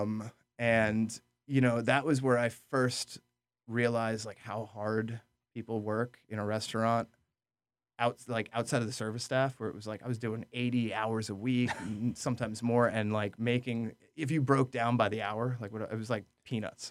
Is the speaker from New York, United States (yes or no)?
yes; Orange County, New York, United States; also born or lived in New Jersey; I grew up in, in Orange County, New York